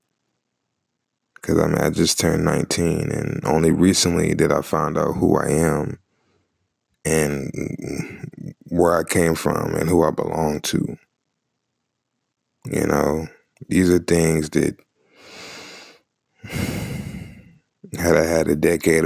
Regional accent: Charlotte, North Carolina, United States; I was born and raised in Charlotte, North Carolina. Lived there all my life.

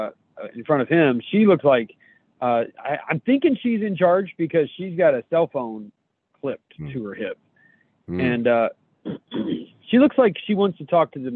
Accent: United States; as an American

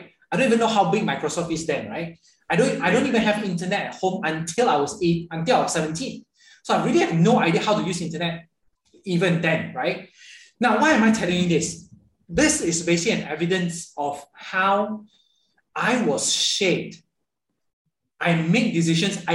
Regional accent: Ipoh, Perak, Malaysia; moved away as an adult; 17 years of my life, I've actually never been out of my little kind of like kampung in Ipoh.

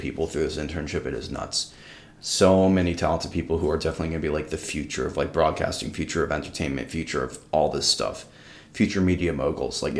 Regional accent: New York, United States; moved away as an adult; now in Madison, United States; I came from New York, and I never really felt super welcome in my hometown

